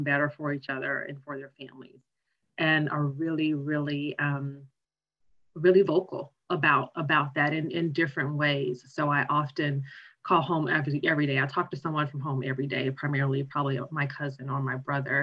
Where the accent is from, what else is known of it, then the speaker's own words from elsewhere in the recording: Arkansas, United States; also born or lived in Chicago, Illinois; They kind of know the Arkansas part